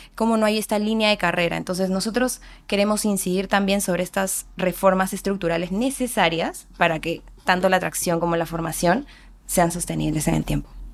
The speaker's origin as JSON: {"language": "Spanish", "town": "Andahuaylas", "region": "Apurímac", "country": "Peru", "said": "soy de Andahuaylas, Apurímac"}